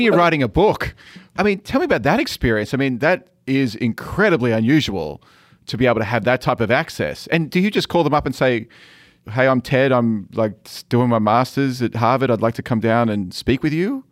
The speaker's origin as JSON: {"language": "English", "country": "Australia", "moved": "yes", "said": "coming from Australia, where essentially you're a massive island"}